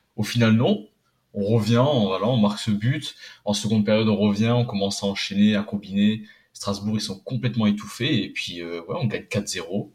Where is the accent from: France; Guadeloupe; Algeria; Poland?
Poland; en tant que Polonais